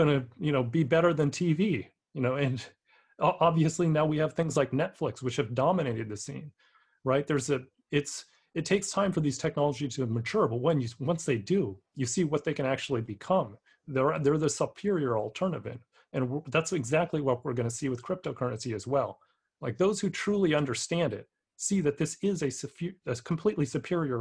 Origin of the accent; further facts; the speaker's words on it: San Francisco, California, United States; my hometown of San Francisco